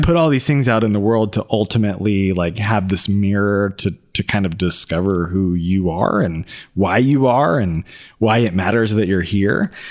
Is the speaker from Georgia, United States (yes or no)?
yes; Atlanta, Georgia, United States; we're two dudes from Atlanta